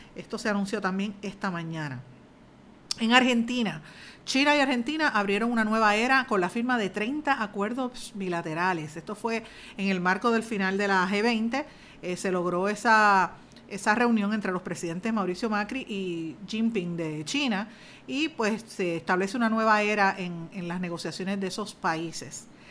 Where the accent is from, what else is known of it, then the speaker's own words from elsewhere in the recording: Puerto Rico; nosotros como puertorriqueños